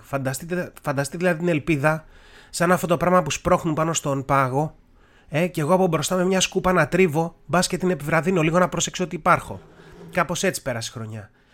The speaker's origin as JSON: {"language": "Greek", "town": "Tavros", "region": "Attica", "country": "Greece", "tie": "born or raised there", "said": "μεγάλωσα στον Ταύρο"}